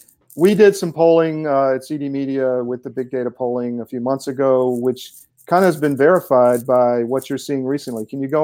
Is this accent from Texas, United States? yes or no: no; Savannah, Georgia, United States; I grew up in Georgia and Savannah. And then I went in the military